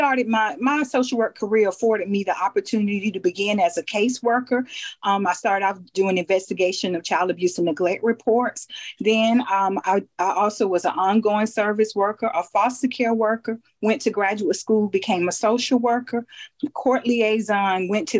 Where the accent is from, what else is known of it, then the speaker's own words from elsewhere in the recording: Phenix City, Alabama, United States; I'm from Phenix City, Alabama.